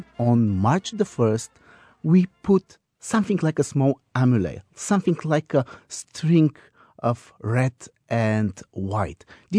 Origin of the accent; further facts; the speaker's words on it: Bulgaria; we were actually filming the Bulgaria episode and we were in my hometown.